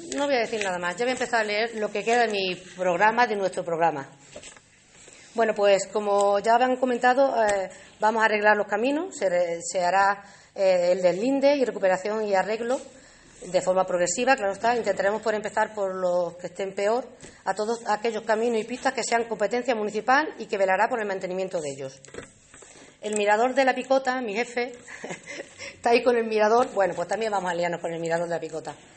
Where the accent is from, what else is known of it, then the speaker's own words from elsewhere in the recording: Alange, Extremadura, Spain; la gente de mi pueblo